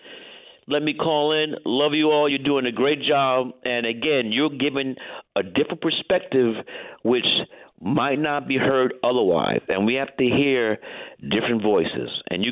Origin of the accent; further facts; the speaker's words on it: New York, United States; because I'm a New Yorker.